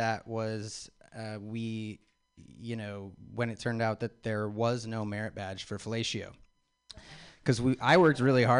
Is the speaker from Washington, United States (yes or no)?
yes; Spokane, Washington, United States; moved away; I'm originally from Spokane, Washington, where when I was growing up in Spokane, it was very, very, very white there.